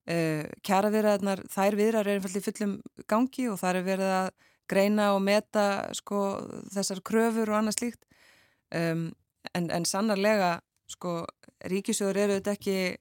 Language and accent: Icelandic; Akranes, Western Region, Iceland; á Akrans í mínum heimabæ